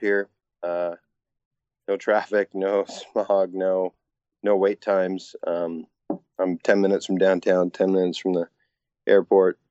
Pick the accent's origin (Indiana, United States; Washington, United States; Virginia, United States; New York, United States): Washington, United States; Bellingham; also born or lived in Seattle; I grew up in Bellingham, Washington, tiny little town, about 100 miles north of Seattle